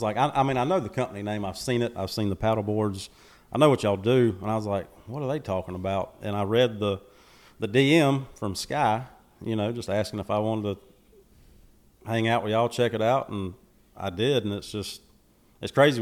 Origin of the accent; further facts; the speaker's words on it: Macon, Georgia, United States; born and raised in Macon, Georgia